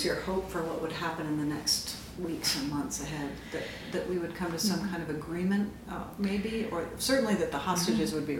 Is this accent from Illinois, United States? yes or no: no; Connecticut, United States; now in Jacksonville, United States; as someone else who came from New England, I'm from Connecticut.